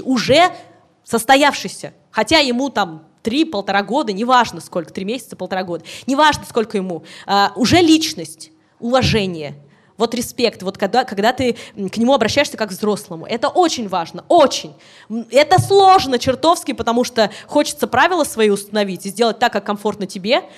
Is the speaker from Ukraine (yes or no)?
no; Orichi, Kirov Oblast, Russia; я из Оричи, из поселка из своего